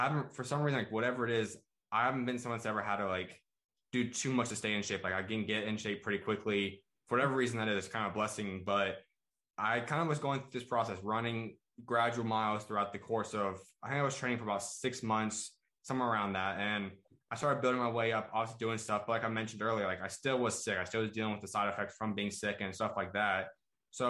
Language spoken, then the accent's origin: English; Arizona, United States; I'm from Arizona, grew up out here